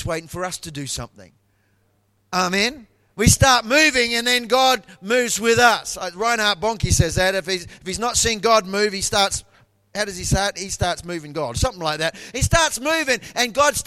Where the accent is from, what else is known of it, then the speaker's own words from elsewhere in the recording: Taranaki, New Zealand; moved away as an adult; now in Brisbane, Australia; I was born in New Zealand and I was born in a province called Taranaki